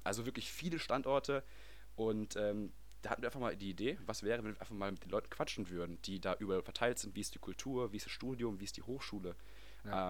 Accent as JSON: {"language": "German", "town": "Wesel", "region": "North Rhine-Westphalia", "country": "Germany", "tie": "born or raised there", "moved": "as an adult", "lives_now": "Netherlands", "said": "ich komme aus Wesel, bin da geboren, aufgewachsen, zu, zur Schule gegangen"}